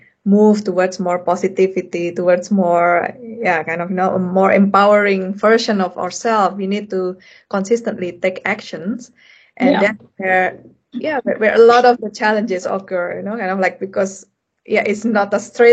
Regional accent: Indonesia; moved away as an adult; also born or lived in Europe; I come from Indonesia

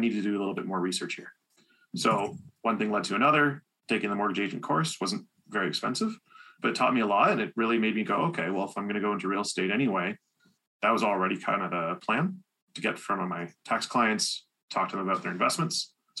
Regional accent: Sarnia, Ontario, Canada; moved away as an adult; now in London, Canada; So I'm living in London, Ontario, but I'm from Sarnia. Been here about 10 years now, almost 11.

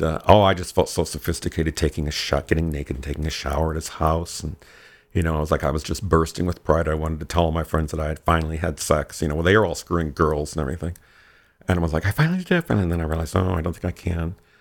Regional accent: Michigan, United States; moved away as an adult; also born or lived in Chapel Hill, North Carolina / Los Angeles; Originally, I'm from Michigan. I was born very near the state capital

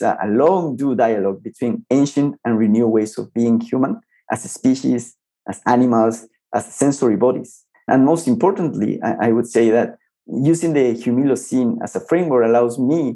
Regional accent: Ecuador; moved away as an adult; also born or lived in Colombia; I started teaching back in my home country, Ecuador

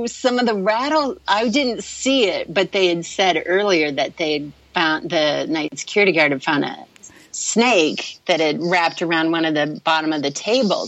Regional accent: Durango, Colorado, United States; I grew up in Durango

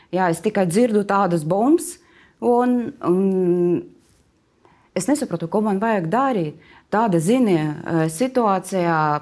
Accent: Kharkiv, Kharkiv Oblast, Ukraine; Latvian is a second language; moved away as an adult; now in Latvia; es esmu no Harkivas. Tā ir uh, liela pilsēta, bija divi miljoni cilvēku.

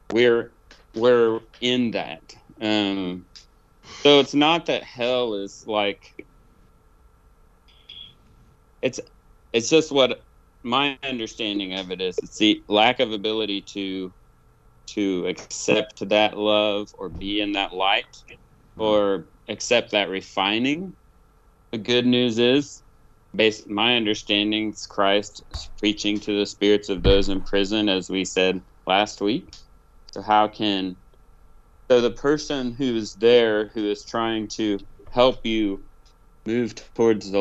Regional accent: Oklahoma, United States; also born or lived in Tennessee; I'm from Oklahoma, but my dad, you know, Swede from Minnesota

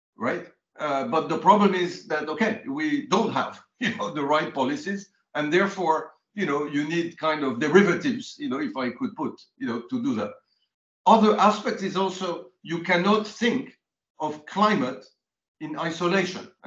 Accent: France; I grew up in France, so I'm a bit Cartesian

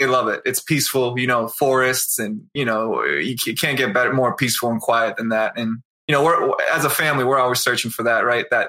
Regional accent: Easton, Massachusetts, United States; now in Denver, United States; My parents, so we grew up outside of Boston in this town called Easton, Massachusetts.

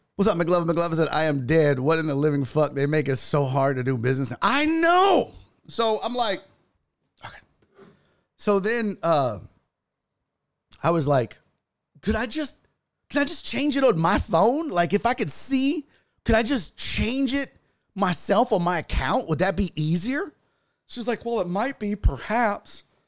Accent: Texas, United States; I'm from Texas

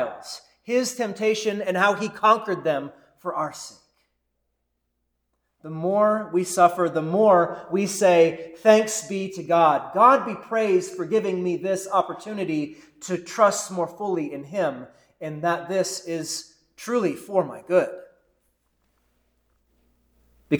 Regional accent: United States; being in the United States of America, being American Christians

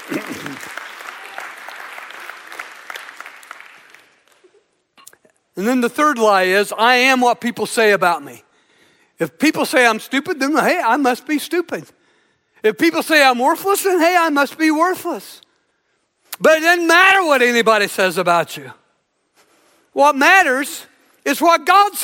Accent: Southern Illinois, United States; I grew up in Southern Illinois

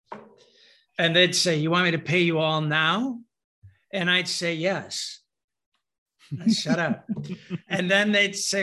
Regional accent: Michigan, United States; I'm from Michigan

